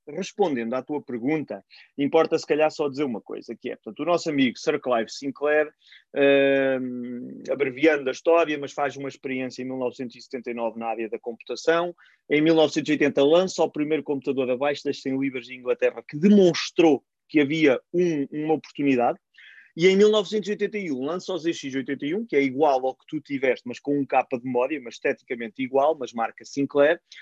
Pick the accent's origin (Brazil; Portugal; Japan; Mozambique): Portugal; Cantanhede, Centro; com o município de, de Cantanhede, de onde sou